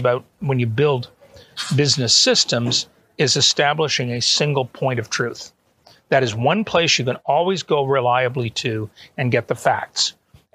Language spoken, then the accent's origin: English; Canada; moved away as an adult; also born or lived in Auburn, Alabama, United States / Atlanta, Georgia, United States; now in Toronto, Canada; last August, we sold our condo, mm-hmm, and moved to Toronto. And both my wife and I are Canadian citizens, natives. We were born there. Mm-hmm. So we were able to move back.